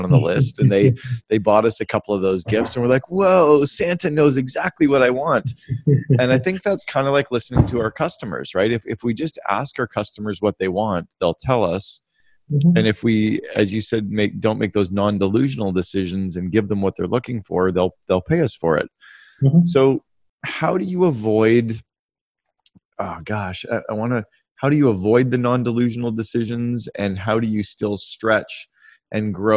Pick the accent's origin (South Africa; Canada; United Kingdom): Canada; I grew up in Canada